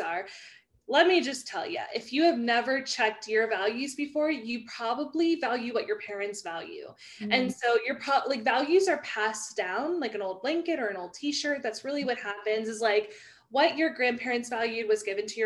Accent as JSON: {"language": "English", "region": "the South", "country": "United States", "said": "I'm from the South. So I say y'all"}